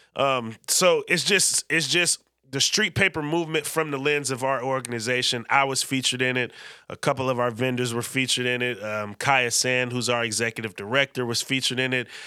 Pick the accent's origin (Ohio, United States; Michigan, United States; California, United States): California, United States; Vallejo; V-Town, my hometown